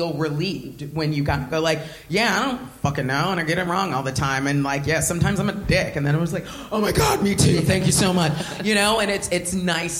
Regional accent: Southern California, United States; moved away as an adult; now in United Kingdom; I grew up fat my whole life, and I was black in Southern California in a white suburb

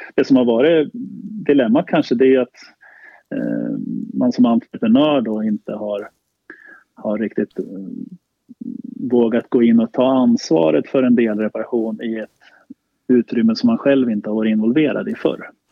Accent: Sala, Västmanland, Sweden; Jag är uppvuxen i Sala, ja. Eh, strax utanför Västerås.

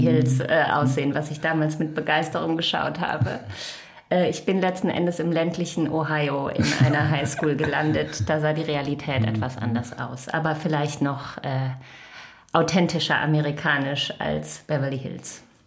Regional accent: Krefeld, North Rhine-Westphalia, Germany; moved away as an adult; also born or lived in Düsseldorf / Costa Rica / United States; now in New York, United States; ich komme ursprünglich aus dem Rheinland, ähm, geboren in Düsseldorf und am Niederrhein aufgewachsen in Krefeld.

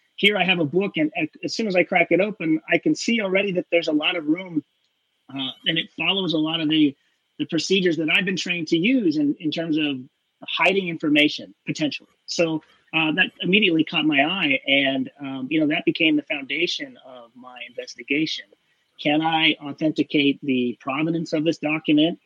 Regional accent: Pacific Northwest, United States; I'm from the Pacific Northwest.

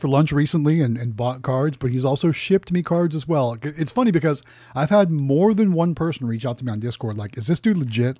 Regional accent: Youngstown, Ohio, United States; moved away; my hometown in Youngstown, Ohio

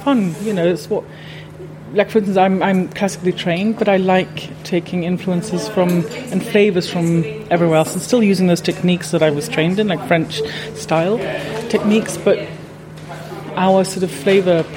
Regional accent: Scotland, United Kingdom; moved away; also born or lived in United States; I actually grew up in Scotland mainly, and spent a lot of time in America as well.

